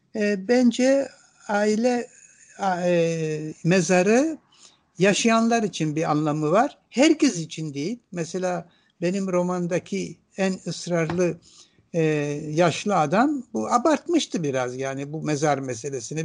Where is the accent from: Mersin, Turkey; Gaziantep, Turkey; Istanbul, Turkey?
Istanbul, Turkey; also born or lived in Ankara; Ankara'da doğdum ama İstanbul'da büyüdüm. Yani ben e, Ankara e, bebekken İstanbul'a gelmişim. İstanbul'da büyüdüm.